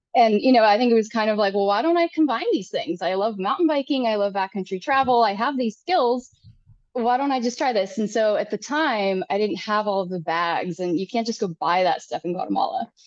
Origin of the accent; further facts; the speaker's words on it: Minnesota, United States; also born or lived in Sonoran Desert, Arizona; now in Arizona, United States; i'm a minnesota farm girl like i did not grow up running across mountains